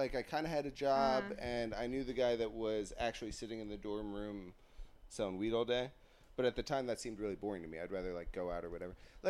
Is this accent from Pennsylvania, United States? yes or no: yes; Philadelphia, Pennsylvania, United States; also born or lived in Ardmore / Wilmington / Essington; I'm from Philly.